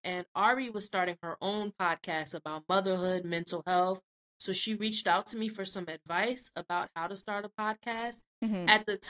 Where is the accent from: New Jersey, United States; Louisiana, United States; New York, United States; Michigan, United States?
New Jersey, United States; We're both Zetas from Jersey. And Jersey is like big but small.